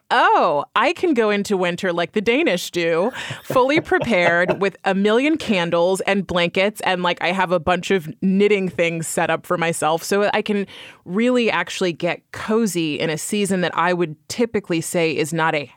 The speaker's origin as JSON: {"language": "English", "region": "California", "country": "United States", "moved": "as an adult", "lives_now": "New York, United States", "said": "I am from California originally and coming to the East Coast"}